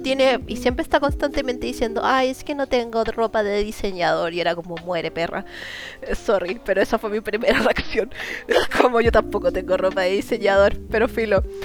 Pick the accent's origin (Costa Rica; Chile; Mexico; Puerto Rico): Chile; así como chilena